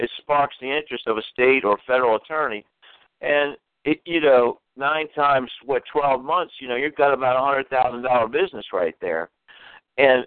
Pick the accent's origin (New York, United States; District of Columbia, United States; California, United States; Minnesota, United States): District of Columbia, United States; Washington; moved away; I'm originally from Washington, D.C.